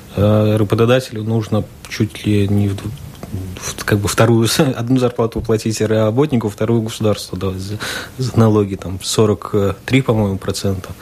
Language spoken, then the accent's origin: Russian; Rēzekne, Latgale, Latvia; я человек из Резакна